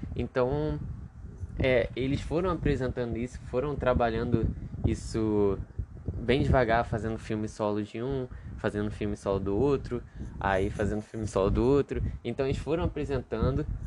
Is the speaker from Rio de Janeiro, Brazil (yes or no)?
yes; Rio de Janeiro, Brazil; Eu sou do Rio de Janeiro